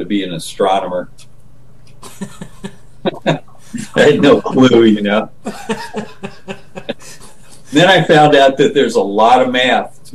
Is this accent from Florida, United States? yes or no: no; Chautauqua, Illinois, United States; I grew up in Chautauqua, Illinois